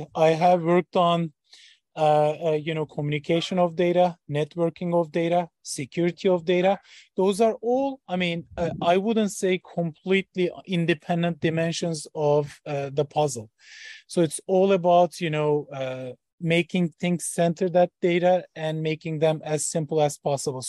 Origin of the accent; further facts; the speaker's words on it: Ankara, Turkey; moved away as an adult; also born or lived in Boston, United States / Switzerland; now in Columbus, United States; So I was born in Ankara, Turkey. That was my hometown for 20 years.